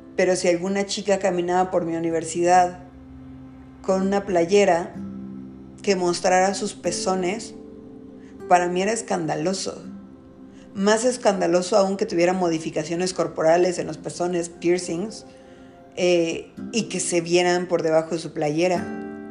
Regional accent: Mexico; en nuestro país, en México, soy de México

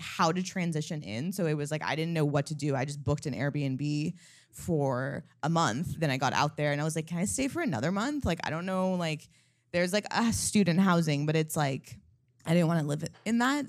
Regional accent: California, United States; moved away; also born or lived in Los Angeles; I'm from California, I, I used to live in L

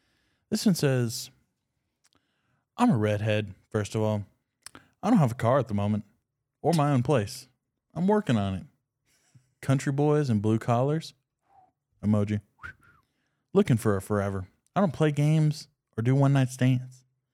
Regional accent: the South, United States; we're from the South

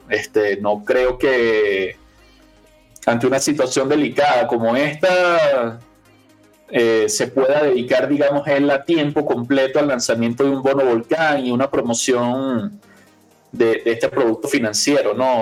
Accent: Venezuela; yo que soy venezolano

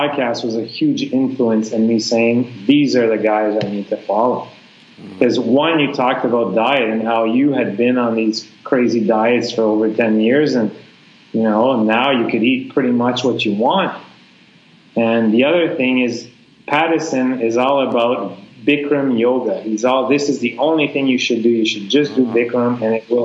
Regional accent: Canada; moved away as an adult; now in Vietnam; we're all Canadian teachers here at a Canadian school.

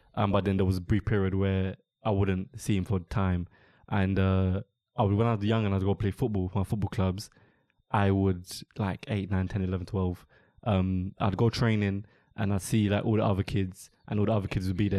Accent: London, United Kingdom; I'm born and raised in London

